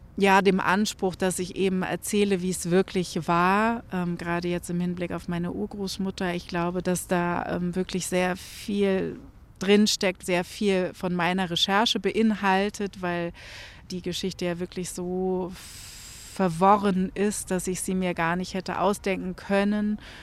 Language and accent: German; Germany; wir vielleicht auch als Deutsche